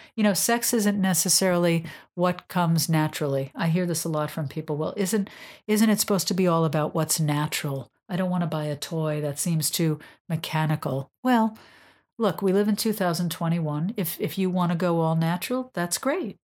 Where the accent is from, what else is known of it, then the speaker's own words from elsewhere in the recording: New York, United States; now in Massachusetts, United States; I'm a New Yorker